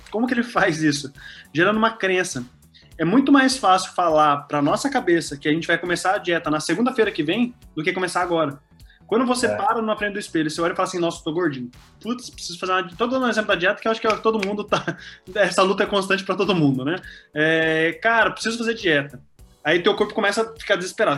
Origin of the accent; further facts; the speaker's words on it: Curitiba, Paraná, Brazil; moved away as an adult; now in Northeast, Brazil; atualmente eu sou de Curitiba, morava na cidade do Rafa